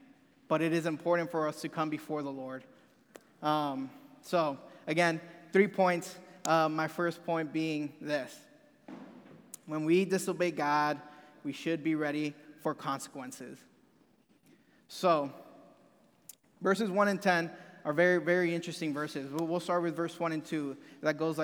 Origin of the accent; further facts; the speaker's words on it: Rio Grande Valley, Texas, United States; moved away as an adult; now in Memphis, United States; I am from Texas. I'm from this little bitty part down south. Past San Antonio, there's a little area called the Rio Grande Valley